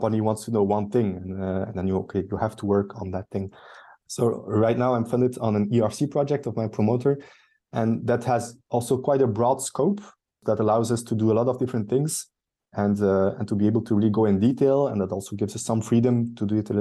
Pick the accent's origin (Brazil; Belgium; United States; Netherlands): Belgium; Bruges or Ghent, Flanders; close to my hometown, close to Bruges or Ghent, where I live now, in between both